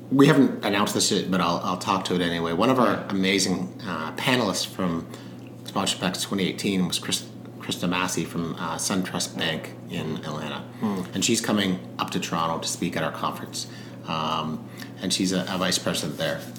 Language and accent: English; South Africa; I was born in South Africa